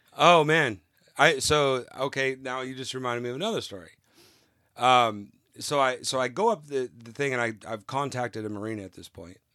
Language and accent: English; California, United States; moved away; I'm originally from California